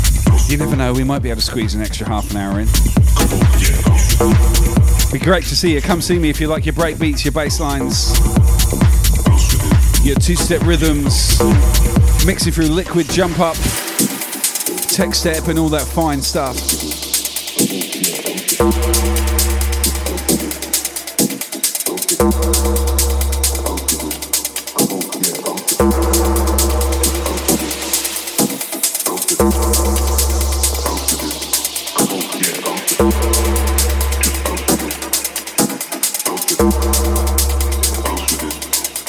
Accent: Southampton, South East England, United Kingdom; I'm from Southampton

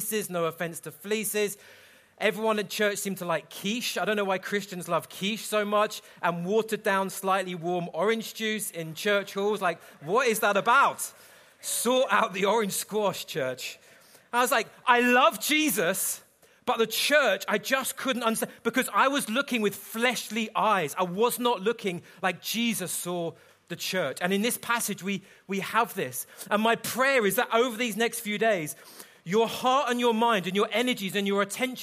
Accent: London, United Kingdom; I'm from London

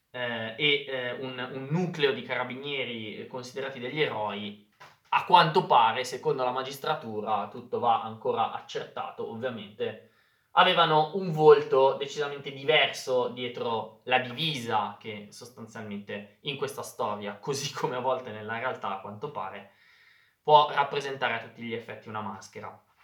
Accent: Lombardy, Italy; accent: Lombard; si parla tanto lombardo, si parla tanto il mio dialetto

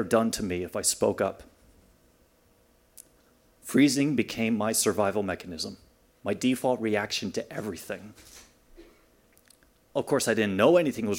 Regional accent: Rockville, Maryland, United States; now in Chicago, United States; I grew up in Rockville, Maryland

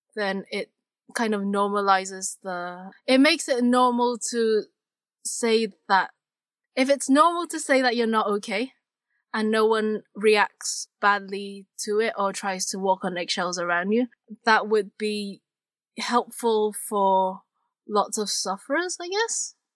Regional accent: Hong Kong; I come from Hong Kong

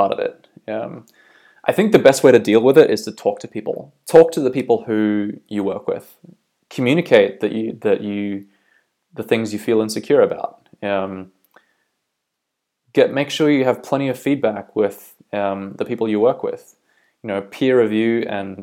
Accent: Bay of Islands, North Island, Northland, New Zealand; moved away as an adult; also born or lived in Auckland, New Zealand / Australia; now in County Down, United Kingdom; I'm originally from New Zealand. I grew up in the Bay of Islands up north in North Island, lived in Auckland for a while

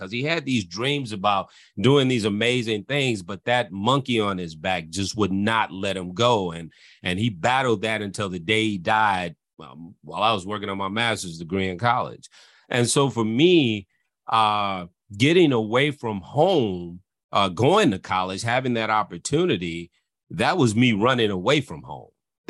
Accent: Illinois, United States; And so that's the life that I come from, growing up in the Cook County Housing Authority, dealing with my father with those issues and the turmoil that that caused in my life.

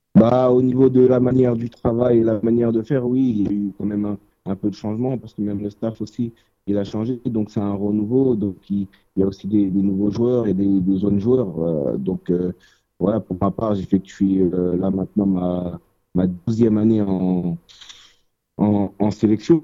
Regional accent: Évreux, Normandy, France; now in Paris, France; À la base, on est de Évreux

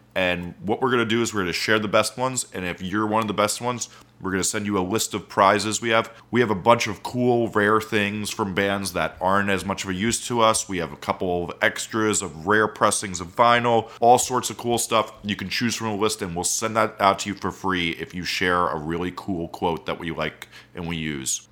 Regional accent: Montclair, New Jersey, United States; I grew up in Montclair

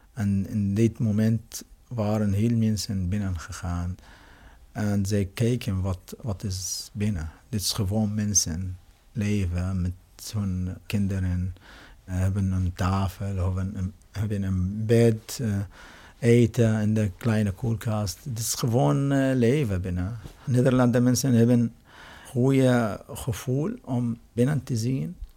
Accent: Syria; Dutch is a second language; moved away as an adult; now in Netherlands; ik kom uit Syrië.

